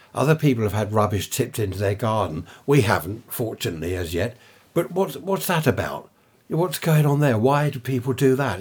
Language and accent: English; Carshalton, London, United Kingdom; I was born in Saint Helier Hospital, Carshorton, in Surrey